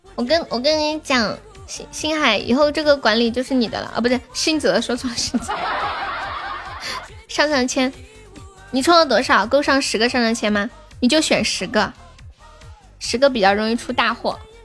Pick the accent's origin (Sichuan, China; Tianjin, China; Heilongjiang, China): Tianjin, China; 你听得出来我说话有天津口音吗